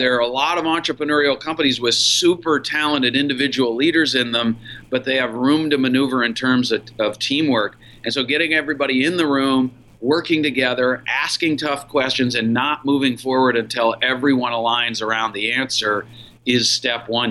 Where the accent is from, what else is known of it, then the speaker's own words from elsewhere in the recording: Minneapolis, Minnesota, United States; also born or lived in Columbus, Ohio; I was running a small business in Minneapolis, my hometown and I had moved to Minneapolis from Columbus, Ohio uh, for the opportunity